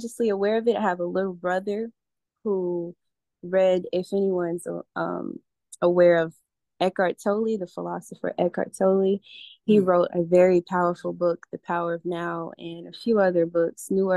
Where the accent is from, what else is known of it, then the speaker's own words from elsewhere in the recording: Atlanta, Georgia, United States; moved away as an adult; also born or lived in Alabama / North Carolina; now in Costa Rica; I was raised in Atlanta and I grew up a Muslim.